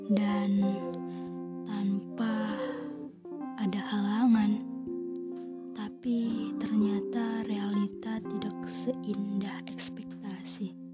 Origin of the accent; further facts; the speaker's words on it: Sumatra, Indonesia; Dulu waktu SMA aku selalu ingin kuliah di Pulau Jawa karena aku sendiri berasal dari Pulau Sumatera.